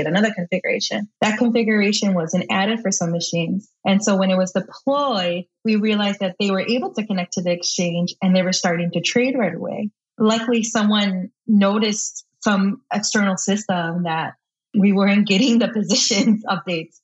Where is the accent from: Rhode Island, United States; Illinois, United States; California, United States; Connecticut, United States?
Illinois, United States; Chicago; I live in Chicago, Illinois, born and raised on the South Side